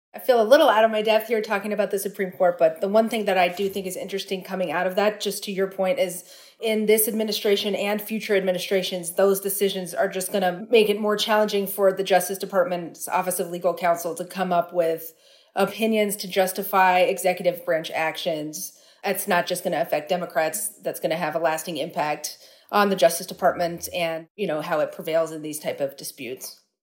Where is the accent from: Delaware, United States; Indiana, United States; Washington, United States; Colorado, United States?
Colorado, United States; Denver; I'm from Denver